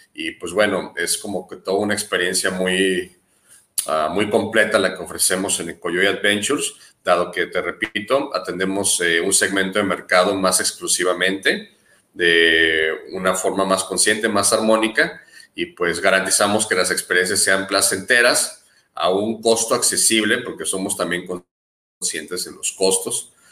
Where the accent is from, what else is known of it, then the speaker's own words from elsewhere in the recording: Guadalajara, Jalisco, Mexico; also born or lived in Baja California / Manzanillo / Barra de Navidad; now in Punta Pérula, Mexico; Nací en Guadalajara, Jalisco, y cuando pude me moví de ahí inmediatamente a la costa de Baja California